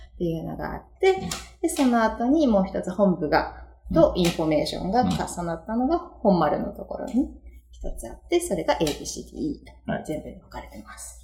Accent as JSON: {"language": "Japanese", "town": "Sakura", "region": "Chiba", "country": "Japan", "tie": "born or raised there", "said": "私、桜、桜出身なんですよ。"}